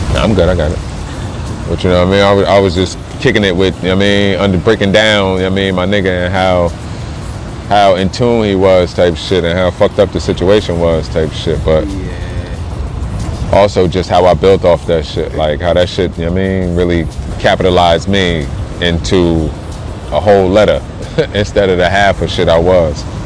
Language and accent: English; New Jersey, United States; moved away as an adult; also born or lived in Colorado Springs, Colorado; now in Denver, United States; I'm from Jersey. I'm calling back home.